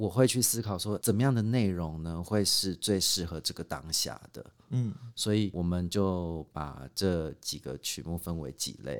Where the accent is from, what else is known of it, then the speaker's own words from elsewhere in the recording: Yancheng, Kaohsiung, Taiwan; 》就是我童年的一首歌，因为我在那里长大的。